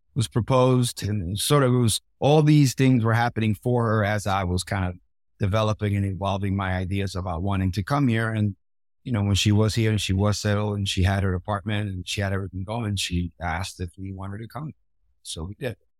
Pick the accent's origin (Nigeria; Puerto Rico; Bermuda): Puerto Rico; I grew up in Puerto Rico